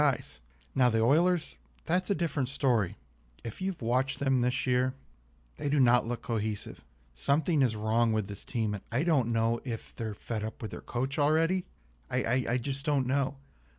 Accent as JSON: {"language": "English", "town": "St. Louis", "region": "Missouri", "country": "United States", "said": "I'm from St. Louis"}